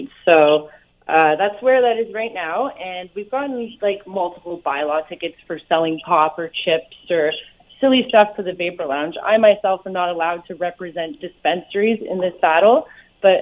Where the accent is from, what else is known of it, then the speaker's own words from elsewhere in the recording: Hamilton, Ontario, Canada; moved away as an adult; also born or lived in Burlington, Ontario / Vancouver, British Columbia; I moved back home. I was born in Burlington, moved home to Hamilton